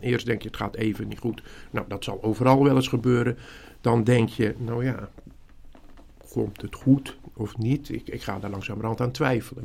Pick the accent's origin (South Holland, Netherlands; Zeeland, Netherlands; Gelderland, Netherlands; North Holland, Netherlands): Zeeland, Netherlands; ik kom uit Zeeland, dat is misschien goed om te weten. Een klein dorpje, zestienhonderd mensen aan de boorden van de Oosterschelde. Wij woonden achter de Oosterscheldedijk.